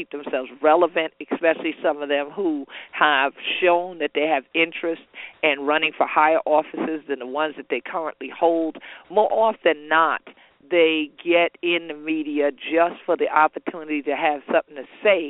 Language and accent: English; Gullah/Geechee coast, United States; we are Gullah Geechees from Jacksonville, North Carolina to Jacksonville, Florida. The natives here that are of African descent, we be Gullah Geechee anointed people.